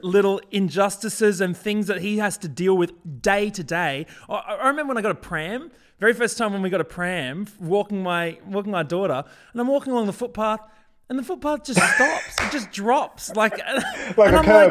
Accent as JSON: {"language": "English", "town": "Brisbane", "region": "Queensland", "country": "Australia", "tie": "born or raised there", "said": "when I was growing up in Brisbane, man, there were barely any African people"}